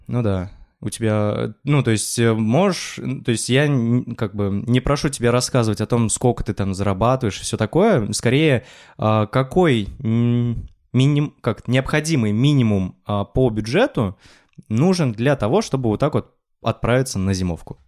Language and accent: Russian; Kuvandyk, Orenburg Oblast, Russia; moved away as an adult; я из Кундыка, ну, это такой, в общем, город в Оренбургской области